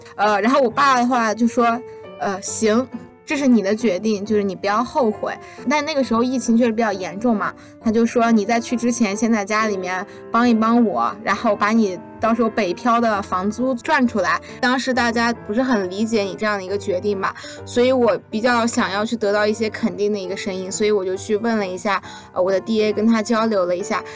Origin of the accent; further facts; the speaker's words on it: Lanzhou, Gansu, China; 我是兰州人，兰州到北京有一辆车是 Z 二一